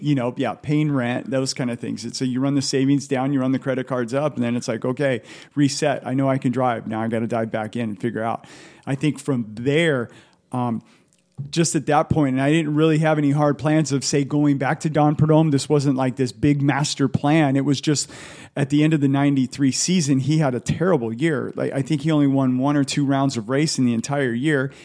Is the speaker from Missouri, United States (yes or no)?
no; Southern California, United States; I grew up in Southern California